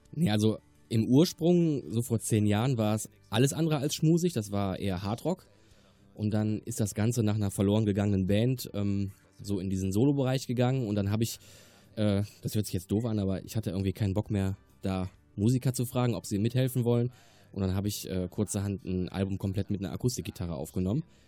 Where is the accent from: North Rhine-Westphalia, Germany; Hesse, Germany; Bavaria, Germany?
North Rhine-Westphalia, Germany; Remscheid; also born or lived in Wermelskirchen-Dabringhausen; now in Wermelskirchen, Germany; Ich komme gebürtig aus Remscheid-Lennep und äh, wohne jetzt in Damenskirchen-Dabringhausen